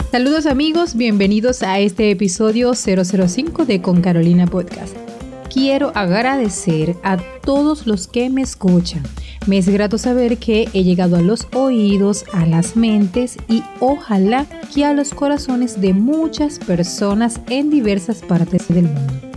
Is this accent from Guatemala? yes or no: no; Venezuela; aquí en mi país, en Venezuela